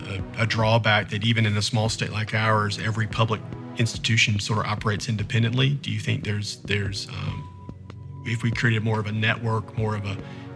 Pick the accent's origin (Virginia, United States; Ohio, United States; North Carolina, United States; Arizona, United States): North Carolina, United States; moved away as an adult; now in Columbia, United States; I'm a transplant. I'm from North Carolina, but right. I got moved here for my very first job. And so most of my adult career has been here in this state.